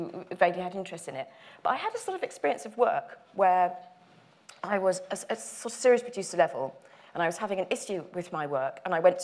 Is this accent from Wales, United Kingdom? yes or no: no; Dagenham, London, United Kingdom; I'm from Dagenham in Essex, and I went to a comprehensive school in Essex